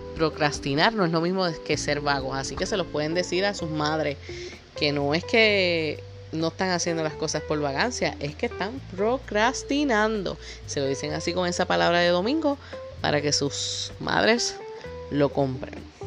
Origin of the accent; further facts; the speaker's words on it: Puerto Rico; Puerto Rico, que es de donde yo soy